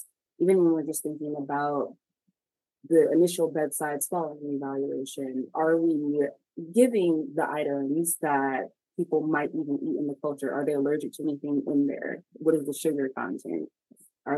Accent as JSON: {"language": "English", "region": "New York", "country": "United States", "moved": "as an adult", "lives_now": "Houston, United States", "said": "I am originally from New York and moved down here specifically to get my schooling"}